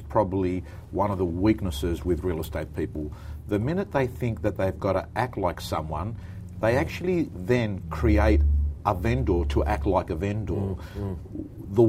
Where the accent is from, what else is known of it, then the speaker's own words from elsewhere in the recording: Kingsgrove, New South Wales, Australia; I went to Kingsgrove North High School.